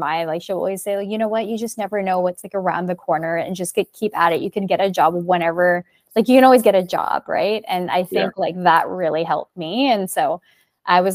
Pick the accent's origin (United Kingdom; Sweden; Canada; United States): Canada; Burnaby, British Columbia; moved away; also born or lived in Montreal; I grew up in Burnaby